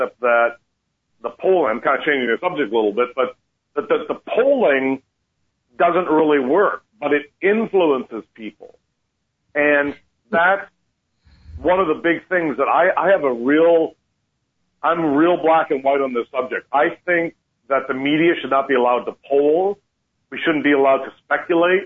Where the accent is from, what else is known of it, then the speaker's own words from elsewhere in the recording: Canada; now in United States; I'm originally Canadian, and as soon as I got my citizenship